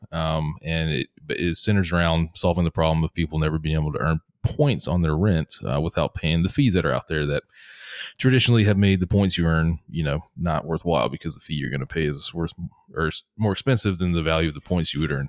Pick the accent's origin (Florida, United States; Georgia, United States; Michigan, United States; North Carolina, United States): Georgia, United States; Atlanta; moved away as an adult; also born or lived in Seattle; in my home, uh, where I grew up in Atlanta